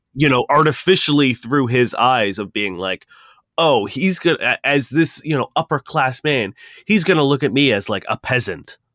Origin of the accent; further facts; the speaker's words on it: Toronto, Ontario, Canada; we're from Toronto